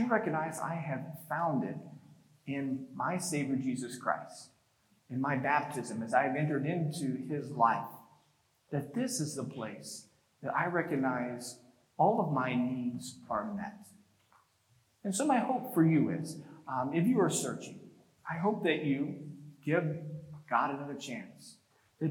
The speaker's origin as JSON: {"language": "English", "region": "North Texas", "country": "United States", "tie": "born or raised there", "said": "growing up in North Texas"}